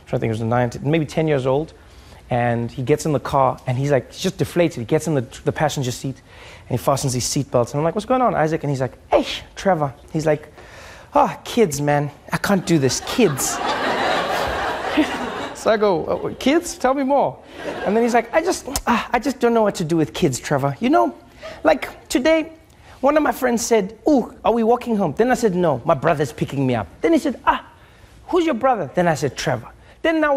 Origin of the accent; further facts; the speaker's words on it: South Africa; moved away as an adult; now in United States; when I was growing up in South Africa